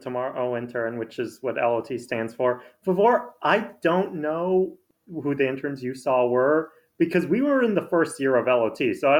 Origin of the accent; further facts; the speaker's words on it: New York City, New York, United States; I'm a teen. I'm also from Brooklyn.